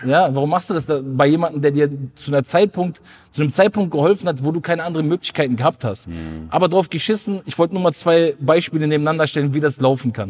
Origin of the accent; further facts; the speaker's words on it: Ruhr area, North Rhine-Westphalia, Germany; ich komme aus dem Ruhrpott